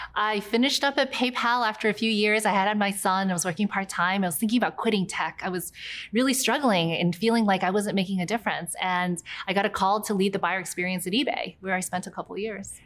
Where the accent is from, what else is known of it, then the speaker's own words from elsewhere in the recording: near Charleston, South Carolina, United States; also born or lived in New York / Guangzhou (ancestry); when I was six, I moved to a small town in near Charleston, South Carolina.